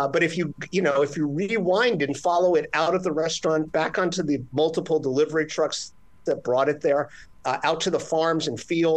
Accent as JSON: {"language": "English", "town": "Miami", "region": "Florida", "country": "United States", "tie": "born or raised there", "moved": "yes", "lives_now": "New York, United States", "said": "I grew up in Miami, Florida with a Cuban stepmother."}